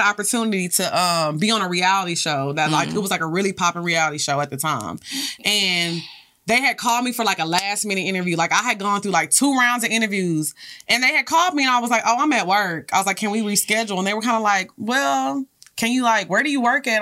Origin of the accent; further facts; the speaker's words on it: Orange, Texas, United States; also born or lived in Houston; I grew up in Orange